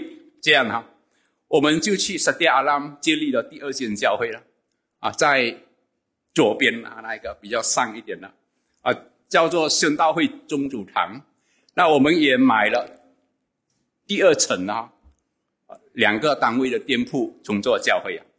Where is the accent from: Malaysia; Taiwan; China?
Malaysia; Sarawak; now in West Malaysia; 那我一九九七年从东马沙劳越来到这边工作，啊，我就有机会参与。